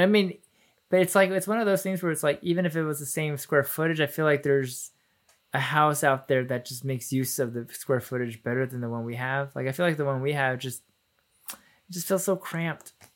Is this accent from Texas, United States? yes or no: yes; Plano, Texas, United States; also born or lived in Garland, Texas; we moved from Garland to Plano